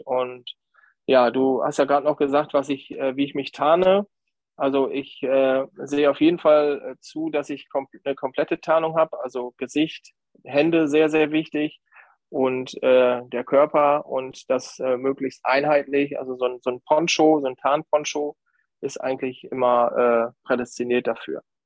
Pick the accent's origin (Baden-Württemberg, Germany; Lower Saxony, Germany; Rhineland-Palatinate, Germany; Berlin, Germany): Lower Saxony, Germany; County of Bentheim; Ich komme aus der Grafschaft Bentheim